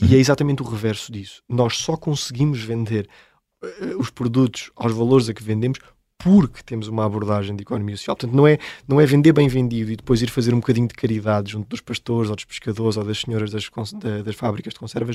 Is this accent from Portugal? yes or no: yes; Seia, Centro, Portugal; Nós por acaso até somos oriundos da Serra da Estrela, de Ceia, foi que começou a nossa história económica com o Museu do Pão, porque somos de lá